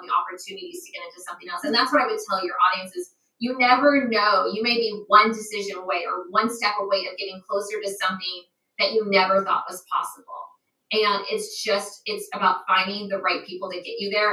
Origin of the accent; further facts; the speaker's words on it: United States; moved away as an adult; now in Japan; being American overseas